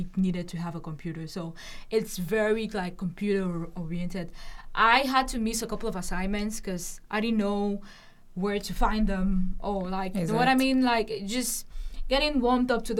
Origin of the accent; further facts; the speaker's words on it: Cameroon; moved away as an adult; now in Lincoln, United States; I'm originally from Cameroon, and we speak French and English.